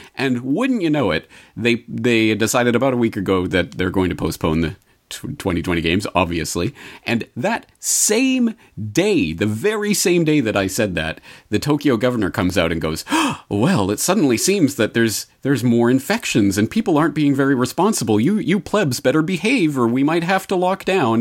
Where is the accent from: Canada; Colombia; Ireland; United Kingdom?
Canada; now in Japan; I am not American. So, as a Canadian